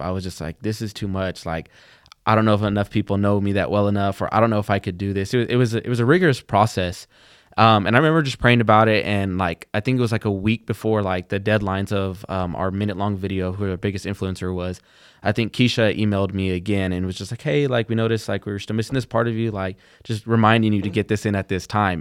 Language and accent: English; Plainview, Texas, United States; I'm from Plainview, Texas